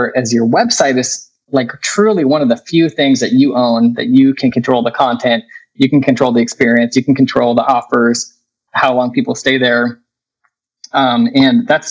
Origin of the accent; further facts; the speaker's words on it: Vancouver, Washington, United States; also born or lived in Oregon; I grew up in the Northwest in the Vancouver, Washington area